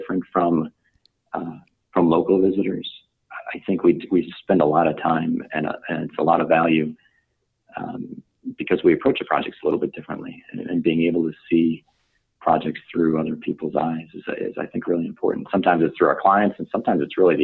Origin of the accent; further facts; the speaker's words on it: Chicago, Illinois, United States; I grew up in Chicago